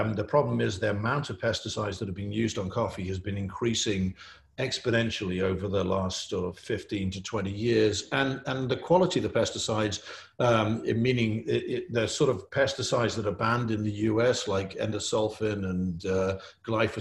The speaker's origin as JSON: {"language": "English", "region": "England", "country": "United Kingdom", "said": "you can tell I'm English"}